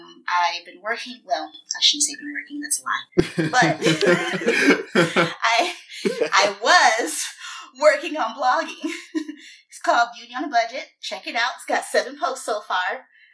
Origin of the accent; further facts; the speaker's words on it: Michigan, United States; moved away as an adult; now in Dallas, United States; I'm from Michigan and went to Michigan State with these three fine fellows and moved to the Dallas, Texas area about 5 years ago.